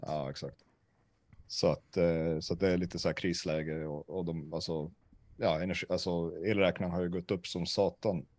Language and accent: Swedish; Sweden; jag är från Sverige